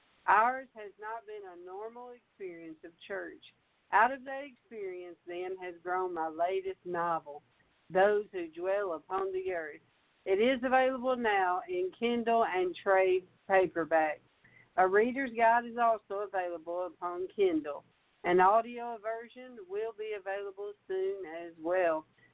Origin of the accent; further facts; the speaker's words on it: Michigan, United States; Growing up in Michigan, I was a big fan of Hemingway